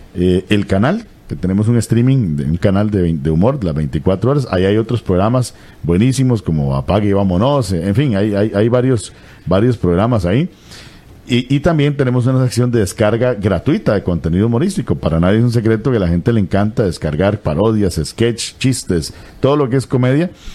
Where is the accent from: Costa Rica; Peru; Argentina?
Costa Rica; Limón; moved away as an adult; now in San José, Costa Rica; yo soy de Limón, empecé en 1987 en, en esto de la radio, en una radio que se llama Estéreo Bahía, allá en Limón